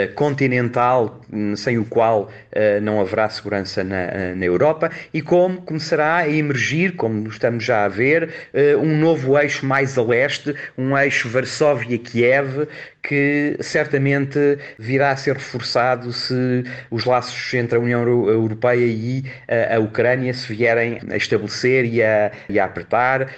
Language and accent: Portuguese; Portugal; nós, como portugueses